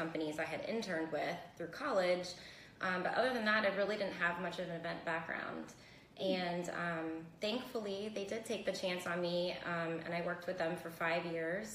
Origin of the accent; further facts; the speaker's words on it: Fort Lauderdale, Florida, United States; moved away as an adult; now in Tampa, United States; I'm originally from Fort Lauderdale, and what brought me to the Tampa area is college